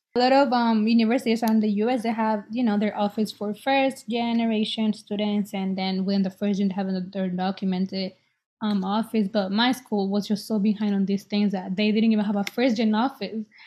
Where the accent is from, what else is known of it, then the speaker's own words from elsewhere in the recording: El Salvador; now in Boston, United States; I was born in El Salvador, and I'm 23. I live in Boston.